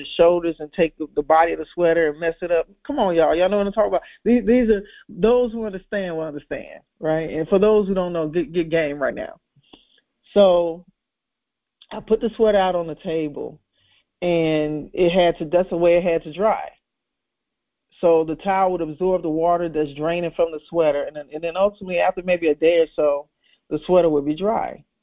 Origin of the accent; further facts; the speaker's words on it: Chicago, Illinois, United States; I grew up in Chicago